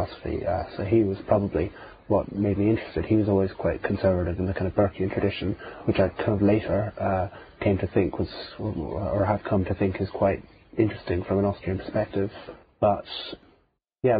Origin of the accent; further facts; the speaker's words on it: Ireland; also born or lived in Cork; I grew up in Catholic Ireland